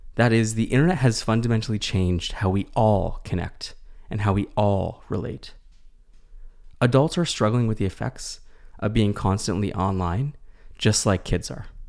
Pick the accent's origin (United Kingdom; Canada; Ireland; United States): Canada; as a Canadian clinician